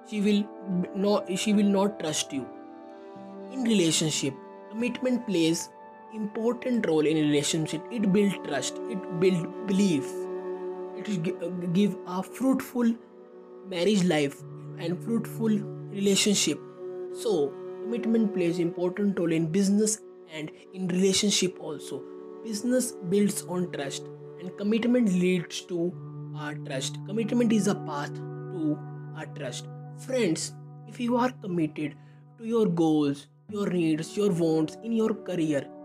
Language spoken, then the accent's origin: English; India; I am from India.